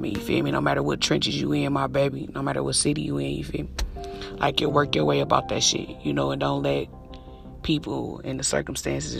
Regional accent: Detroit, Michigan, United States; I'm from Detroit.

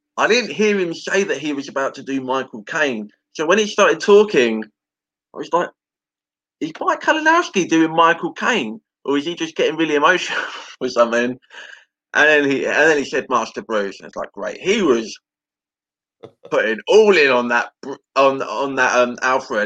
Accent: England, United Kingdom; as an Englishman

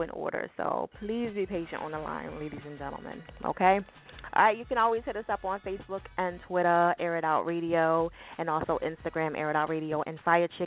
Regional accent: New Jersey, United States; Jersey, my home state, in case y'all do not know. Yes, I am from Jersey

